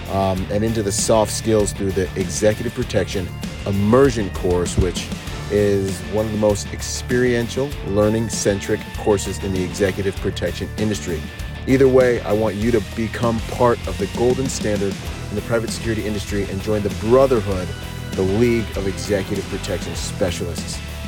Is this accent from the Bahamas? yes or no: yes; Bahamas; I'm from the Bahamas.